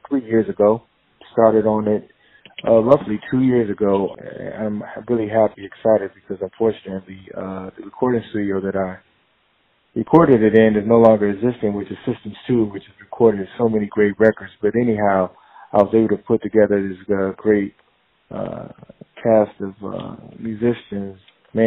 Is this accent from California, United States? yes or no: no; Columbia, Maryland, United States; also born or lived in Detroit, Michigan / South Florida; And then we actually ended up residing, went to high school in Columbia, Maryland